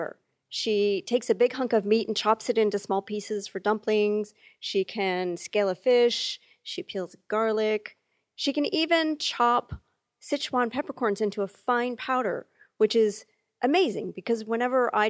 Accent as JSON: {"language": "English", "country": "United States", "said": "I'm an American, but I'm half Italian"}